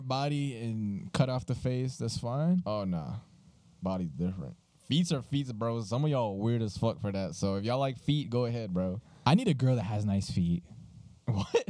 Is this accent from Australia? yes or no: no; Colombia; now in United States; we were raised in Colombia, so it's very different over there.